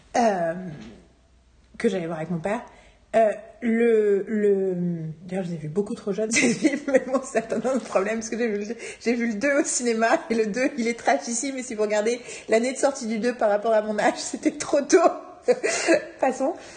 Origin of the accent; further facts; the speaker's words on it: Paris, Île-de-France, France; je suis parisienne, parisienne